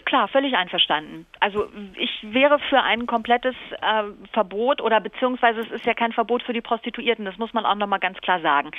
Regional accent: Cologne, North Rhine-Westphalia, Germany; bei uns in Köln

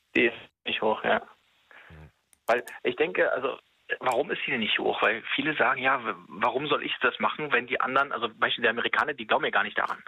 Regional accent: Germany; wir als Deutsche

